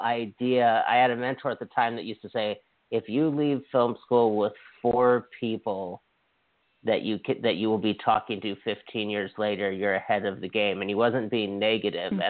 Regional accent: Hawaii, United States; moved away; also born or lived in Canada; I was from Hawaii

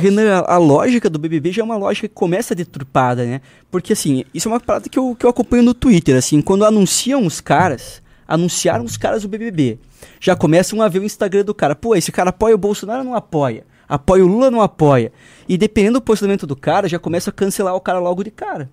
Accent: Paraná, Brazil; accent: Paranaense; O sotaque do nosso ah. Paranazão

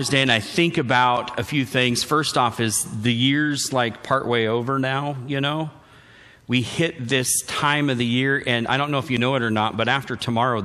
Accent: Wenatchee, Washington, United States; I grew up in Wenatchee and East Wenatchee.

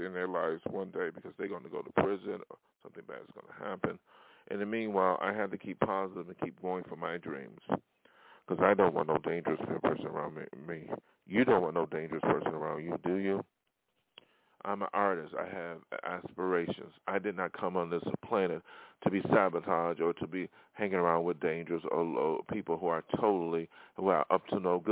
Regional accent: Buffalo, New York, United States; moved away; my hometown of Buffalo

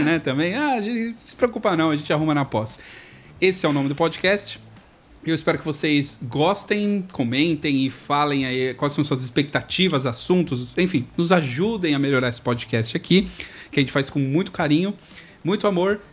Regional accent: São Paulo, Brazil; moved away; Eu vim de São Paulo

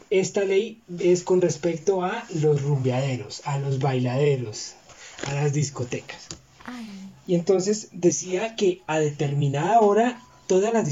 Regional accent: Bogotá, Colombia; Como tú sabes, pues yo soy de aquí de Bogotá.

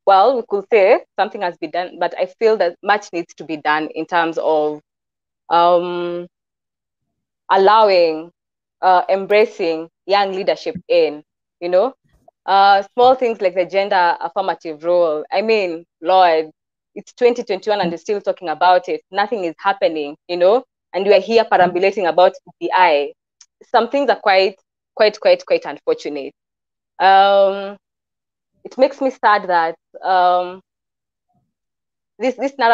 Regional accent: Kikuyu, Central Kenya, Kenya; I'm from the Kikuyu culture

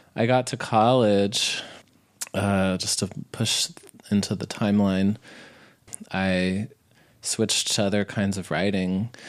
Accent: New Mexico, United States; I grew up in New Mexico.

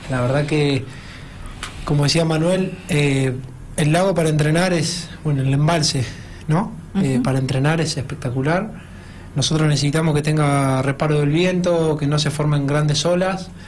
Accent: La Barriga, Buenos Aires Province, Argentina; Yo soy de La Barriga, provincia de Buenos Aires.

